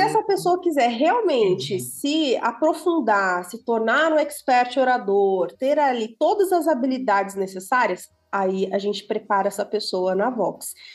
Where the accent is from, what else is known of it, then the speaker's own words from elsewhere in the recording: Santo Ângelo, Rio Grande do Sul, Brazil; now in São Paulo, Brazil; Eu sou gaúcha. Olha. Eu sou natural do, é, do Rio Grande do Sul, uma cidadezinha do interior